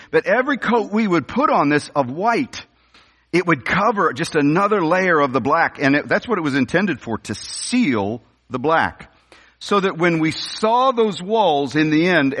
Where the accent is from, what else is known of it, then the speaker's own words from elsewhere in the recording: St. Louis, Missouri, United States; I was raised in the North County of the St. Louis area.